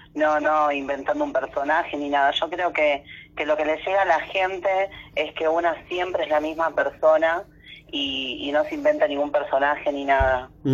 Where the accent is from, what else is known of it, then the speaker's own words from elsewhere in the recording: Virrey del Pino, Buenos Aires Province, Argentina; yo soy acá de zona oeste, de La Matanza, soy de, ruta 3, kilómetro 36. Este es Virrey del Pino